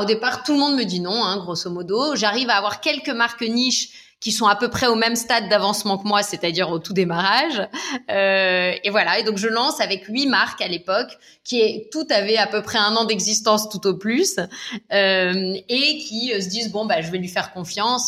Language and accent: French; United States; now in France; j'ai grandi aux États-Unis